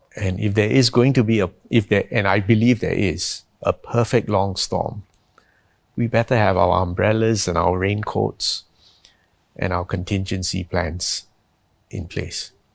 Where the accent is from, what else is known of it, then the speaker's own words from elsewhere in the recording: Singapore; I'm from Singapore